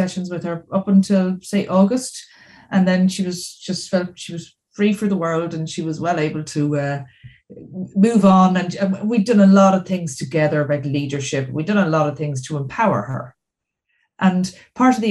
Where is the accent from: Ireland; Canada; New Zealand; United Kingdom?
Ireland; Dublin, Leinster; So I'm from Dublin in Ireland